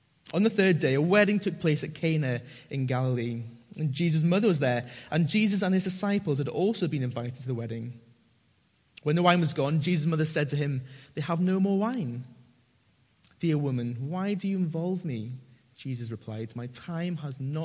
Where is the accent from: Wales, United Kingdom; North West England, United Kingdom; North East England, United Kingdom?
North East England, United Kingdom; Northumberland; I grew up in Northumberland, and a lot of my mates are farmers and rugby players.